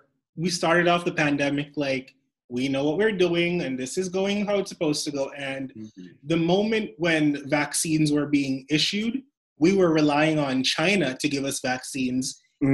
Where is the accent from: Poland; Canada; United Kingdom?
Canada; Toronto, Ontario; For those of you who know, I am from Toronto. And we've been on lockdown the longest in the world.